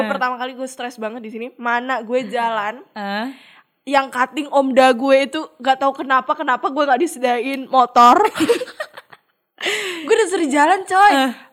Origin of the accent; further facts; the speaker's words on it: Blitar, East Java, Indonesia; Eh gue kan nih di Blitar ya gue Jawa hmm. Timur dan gue merasa suhu di sana adalah dingin enak lah